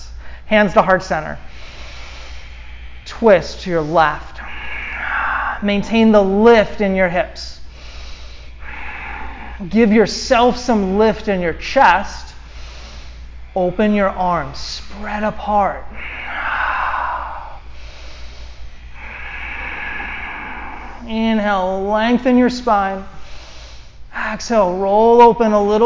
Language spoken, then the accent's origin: English; East Coast, United States; moved away; I'm from the East Coast